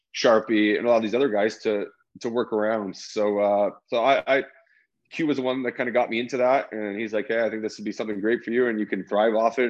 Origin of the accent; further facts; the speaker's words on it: Toronto, Ontario, Canada; moved away as an adult; also born or lived in Chicago; even growing up in Toronto